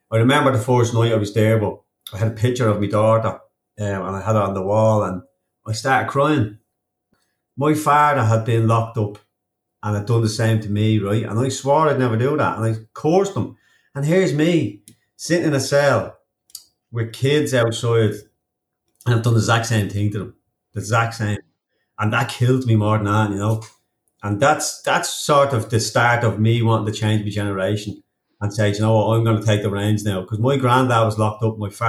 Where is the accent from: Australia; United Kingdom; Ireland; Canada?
Ireland; And now I'm an Irish professional triathlete